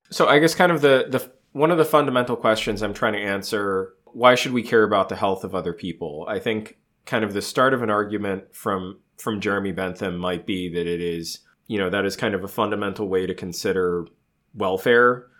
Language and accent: English; United States; Speaking as an American, we are raised on the manifest destiny